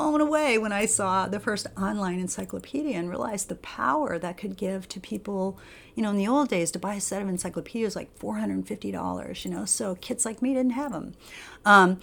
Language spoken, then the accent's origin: English; Normal, Illinois, United States; I was born in a really small town in Illinois called Normal